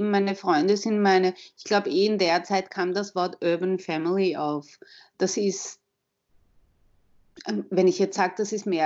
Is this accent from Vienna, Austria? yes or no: yes; Vienna, Austria; Wie man schon hören kann, ich bin aus Wien. Ich bin in Wien geboren, bin seit letzten Samstag 45 Jahre alt